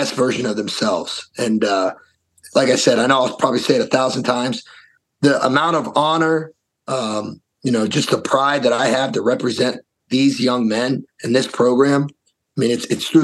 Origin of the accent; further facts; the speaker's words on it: Columbus, Ohio, United States; now in Wisconsin, United States; being from Columbus, Ohio